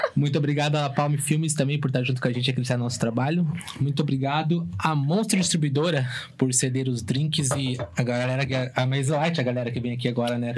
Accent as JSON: {"language": "Portuguese", "town": "São José dos Pinhais", "region": "Paraná", "country": "Brazil", "tie": "born or raised there", "said": "nasci de São José, né? Mas nasci aqui, vivi grande parte aqui"}